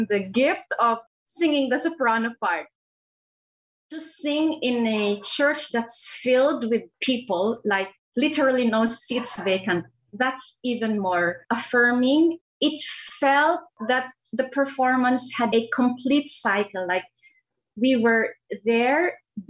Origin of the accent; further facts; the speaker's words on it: Philippines; a Filipina soprano